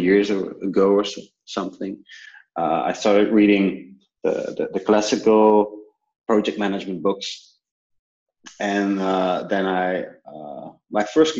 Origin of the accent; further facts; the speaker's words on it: Belgium; also born or lived in New Zealand; I come from Belgium, where I currently work